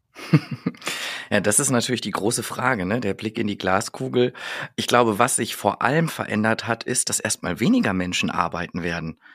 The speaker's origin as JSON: {"language": "German", "region": "North Rhine-Westphalia", "country": "Germany", "said": "ich bin aus Westfale"}